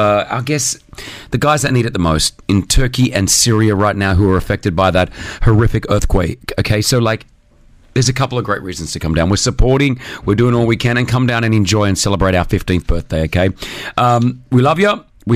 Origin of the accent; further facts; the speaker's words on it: United Kingdom; I'm a Brit.